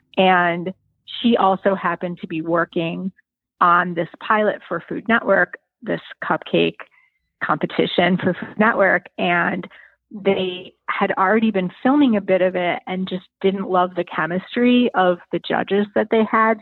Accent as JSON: {"language": "English", "town": "Joliet", "region": "Illinois", "country": "United States", "tie": "born or raised there", "also_born_or_lived": "Arizona", "said": "I grew up in um, in a city that's about an hour south of Chicago called it's called Joliet"}